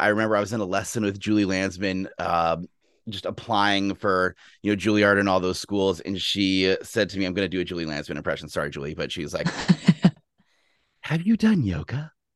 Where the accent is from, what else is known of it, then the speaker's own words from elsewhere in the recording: Austin, Texas, United States; now in Seattle, United States; I grew up in Texas. I'm from Austin, Texas originally, and it's a big sports town.